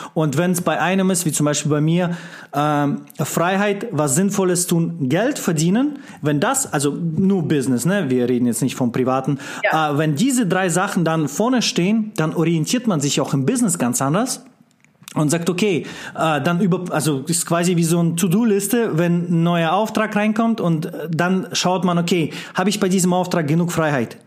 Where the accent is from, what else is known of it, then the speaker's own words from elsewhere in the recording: Russia; moved away; als einer, der im kommunistischen Land geboren wurde in Russland